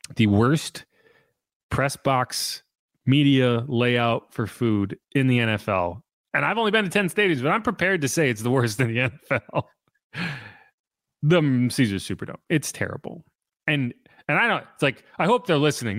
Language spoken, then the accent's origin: English; New England, United States; I'm from New England